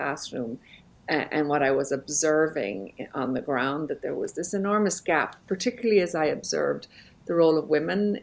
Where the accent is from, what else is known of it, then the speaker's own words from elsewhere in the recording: Belfast, Northern Ireland, United Kingdom; moved away; also born or lived in Jerusalem; I grew up in Belfast, Northern Ireland